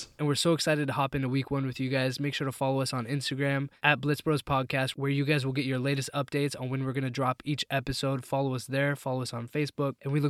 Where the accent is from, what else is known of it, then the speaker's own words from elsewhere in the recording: Seattle, Washington, United States; now in South Florida, United States; A little bit about your host. Again … I'm originally from Seattle, now living in South Florida, and I'm also a husband and father of two amazing boys with another boy on the way.